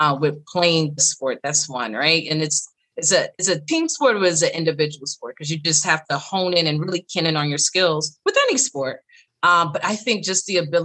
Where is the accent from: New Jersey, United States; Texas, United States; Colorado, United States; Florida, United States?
New Jersey, United States; I was raised in Jersey and I'm the second of four. But, you know, for me, just growing up in Jersey was great